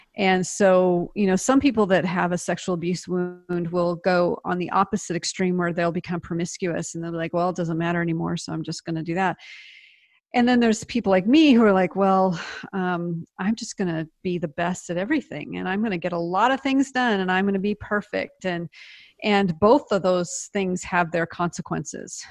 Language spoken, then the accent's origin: English; Seattle, Washington, United States; moved away as an adult; also born or lived in Palestine, Texas / Nice, France; now in Dallas, United States; I'm from the Pacific Northwest, Seattle.